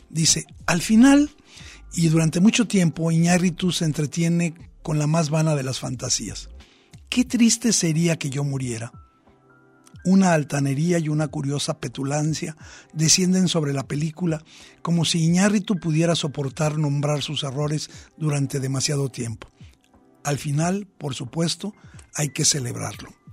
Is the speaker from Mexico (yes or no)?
yes; Mexico; nuestra sensibilidad como mexicanos